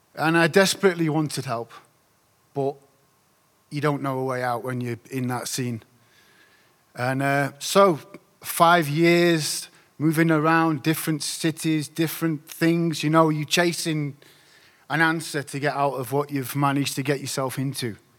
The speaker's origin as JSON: {"language": "English", "town": "Doncaster", "region": "Yorkshire and the Humber", "country": "United Kingdom", "said": "I come from Doncaster. It's a place in South Yorkshire, in the north of England."}